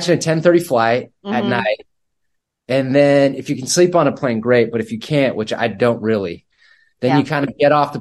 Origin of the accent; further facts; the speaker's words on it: Northern California, United States; also born or lived in Utah / Cobb Mountain, California; now in Los Angeles, United States; I was born in Utah, and I was there till about 4 years old. I just remember a lot of snow and it was beautiful. And then I moved to Northern California, and then my backyard was like a national forest